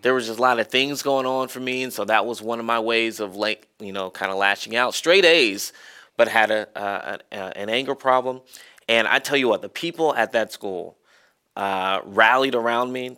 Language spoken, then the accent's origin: English; Marietta, Georgia, United States; moved away; I loved growing up in Marietta